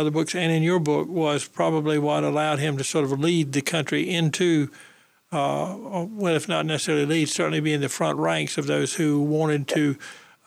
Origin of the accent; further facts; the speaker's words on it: Goldsboro, North Carolina, United States; now in Raleigh, United States; my hometown of Goldsboro